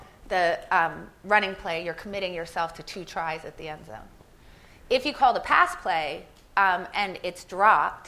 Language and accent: English; Philadelphia, Pennsylvania, United States; I'm from Philadelphia